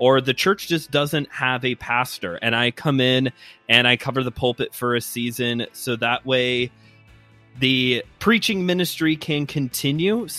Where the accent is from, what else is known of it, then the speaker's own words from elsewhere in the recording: Chicago, Illinois, United States; accent: Midwestern; my great Midwestern accent, I'm from the Chicago area.